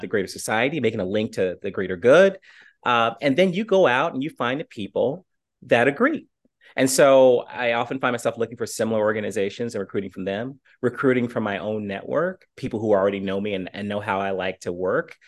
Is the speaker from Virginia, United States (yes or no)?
yes; Portsmouth, Virginia, United States; moved away; also born or lived in Chattanooga; my hometown of Portsmouth, Virginia